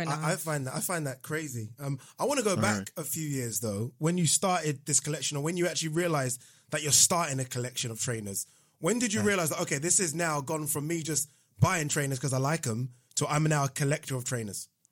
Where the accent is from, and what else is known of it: Nigeria; born or raised there; now in United Kingdom